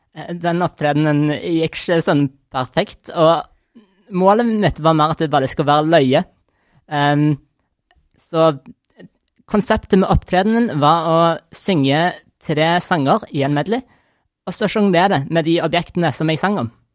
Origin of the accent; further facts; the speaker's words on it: Stavanger, Rogaland, Norway; jeg er fra Stavanger